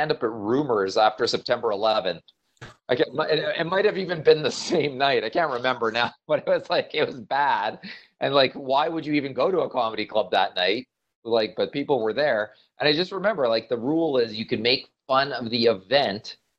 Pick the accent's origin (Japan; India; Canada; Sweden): Canada; we're Canadian